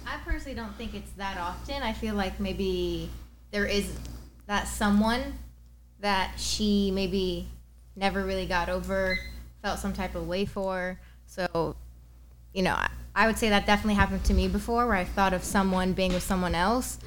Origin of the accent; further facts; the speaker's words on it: Lebanon; moved away as an adult; also born or lived in Los Angeles, United States; now in San Diego, United States; born in Lebanon, moved to San Diego at the age of three, moved back to Lebanon all throughout high school